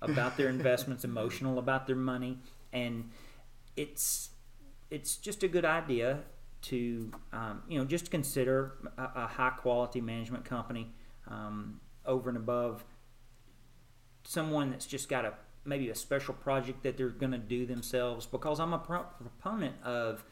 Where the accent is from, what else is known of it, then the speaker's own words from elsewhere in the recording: Nashville, Arkansas, United States; moved away as an adult; also born or lived in Houston, Texas / Little Rock, Arkansas; now in Nashville, United States; Nashville, Arkansas. Small town, farm community in the southern part of the state. Grew up there.